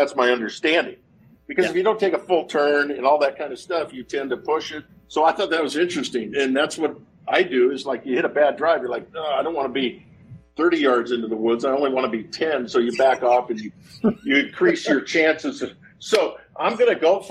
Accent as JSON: {"language": "English", "region": "Oregon", "country": "United States", "said": "I'm from Oregon"}